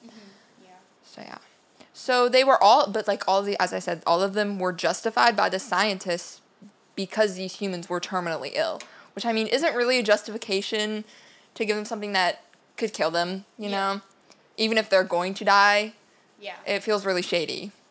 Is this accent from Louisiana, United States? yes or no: yes; Louisiana, United States; we're all from Louisiana